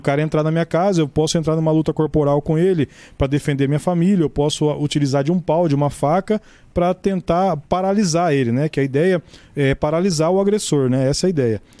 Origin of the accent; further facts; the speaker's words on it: Mirassol, São Paulo, Brazil; minha cidade natal